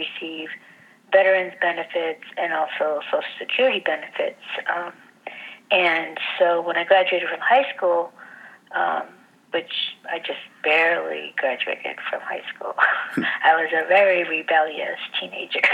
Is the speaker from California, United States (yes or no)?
yes; La Puente, California, United States; moved away as an adult; also born or lived in Logan Heights, San Diego; now in San Diego, United States; So I was raised in Los Angeles, and I grew up in the eastern part of Los Angeles County, called a little town called La Puente